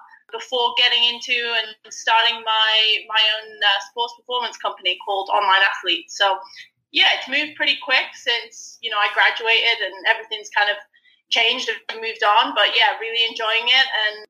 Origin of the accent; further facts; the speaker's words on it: England, United Kingdom; moved away as an adult; also born or lived in Florida, United States / New York, United States / North Carolina, United States; now in United States; I'm originally from England, if you can't tell by the accent.